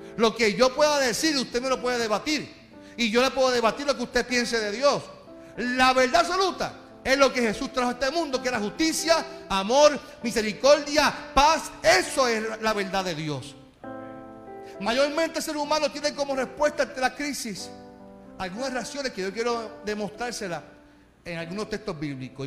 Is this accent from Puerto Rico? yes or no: yes; Carolina, Puerto Rico; yo soy de Carolina